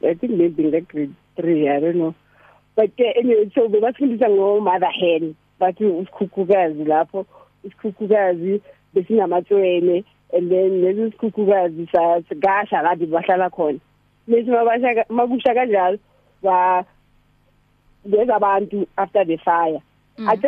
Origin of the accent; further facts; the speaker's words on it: Eastvale, East Rand, Gauteng, South Africa; ngivela eIsveli … ngihlala eIsveli … abazali nje abangikhulise in the way of the Lord